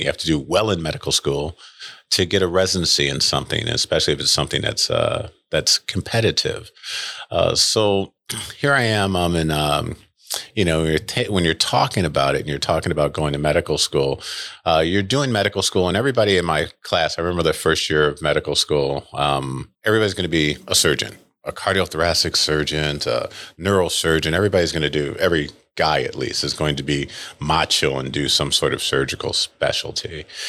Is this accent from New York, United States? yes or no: yes; Rochester, New York, United States; moved away as an adult; now in Saint Louis, United States; I grew up in Rochester, New York